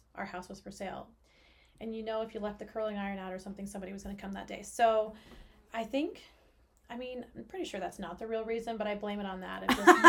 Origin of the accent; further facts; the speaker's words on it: Oklahoma, United States; I grew up in Oklahoma